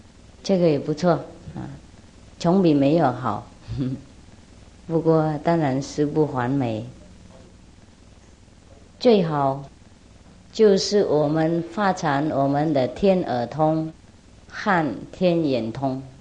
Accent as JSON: {"language": "Chinese", "country": "China", "said": "那我们中国人五千年的文化，不晓得混到哪里去了"}